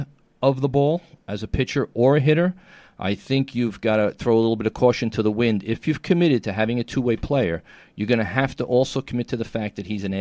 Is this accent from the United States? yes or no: yes; New York City, New York, United States; From the Gotham Podcast Studio in the heart of downtown New York City, Tribeca, my hometown, the greatest city in the world